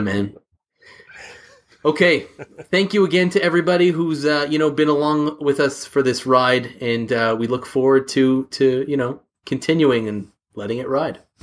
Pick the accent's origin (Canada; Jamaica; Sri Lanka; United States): Canada; We're both Canadian